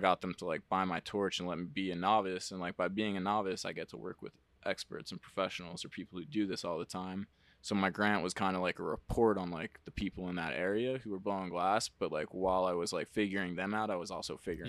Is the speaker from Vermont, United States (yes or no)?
no; New Jersey, United States; moved away as an adult; also born or lived in Massachusetts; I'm from Jersey